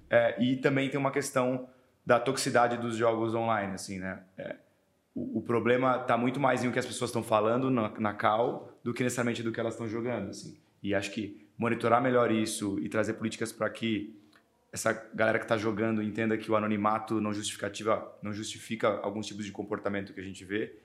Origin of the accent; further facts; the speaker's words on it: Brazil; como bons brasileiros